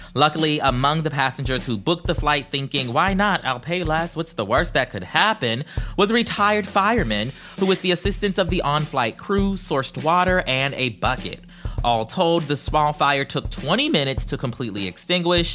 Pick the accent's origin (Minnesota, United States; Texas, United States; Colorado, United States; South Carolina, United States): South Carolina, United States; my home state